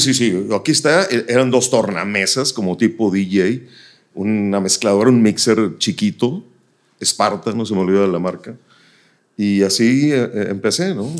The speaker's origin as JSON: {"language": "Spanish", "town": "Nuevo Laredo", "region": "Tamaulipas", "country": "Mexico", "tie": "born or raised there", "moved": "yes", "lives_now": "Monterrey, Mexico", "said": "Yo nací en Nuevo Laredo, me trasladaba a Laredo, Texas"}